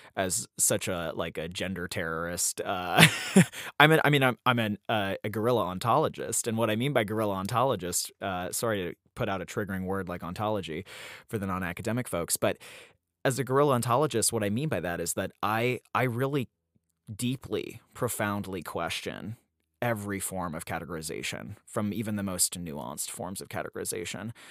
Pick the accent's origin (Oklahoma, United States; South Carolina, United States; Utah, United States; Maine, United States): Utah, United States; Salt Lake City; moved away; also born or lived in upstate New York; I was born in Salt Lake City, Utah in the early nineties